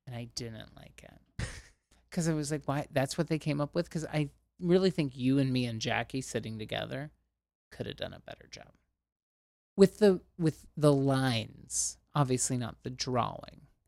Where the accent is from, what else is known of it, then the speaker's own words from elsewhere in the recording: Ohio, United States; I'm from Ohio and we have a bunch of amusement parks in Ohio